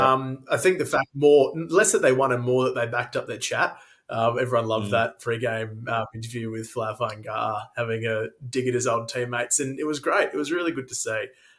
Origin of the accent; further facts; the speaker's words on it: Queensland, Australia; that's me as a Queenslander.